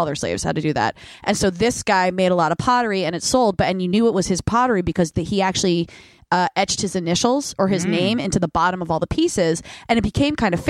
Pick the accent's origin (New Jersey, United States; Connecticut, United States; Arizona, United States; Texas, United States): New Jersey, United States; I'm from Jersey